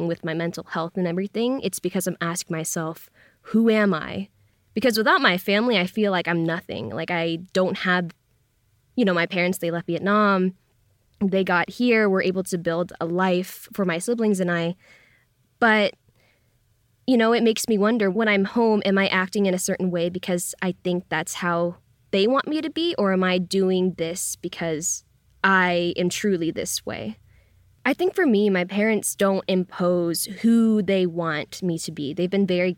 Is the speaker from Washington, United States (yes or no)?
yes; Lynnwood, Washington, United States; moved away as an adult; also born or lived in Brooklyn, New York; now in Los Angeles, United States; I come from Linwood, Washington, which is in the same county of the first reported COVID case in the U.S.